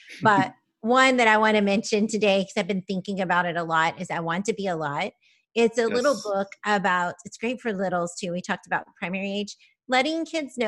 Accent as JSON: {"language": "English", "region": "Kansas", "country": "United States", "said": "I'm from Kansas"}